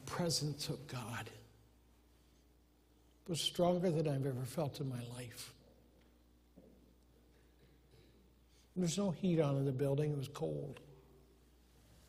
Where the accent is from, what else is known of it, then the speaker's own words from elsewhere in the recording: Humboldt, Iowa, United States; moved away as an adult; also born or lived in Anchorage, Alaska / Algona, Iowa; we grew up in Humboldt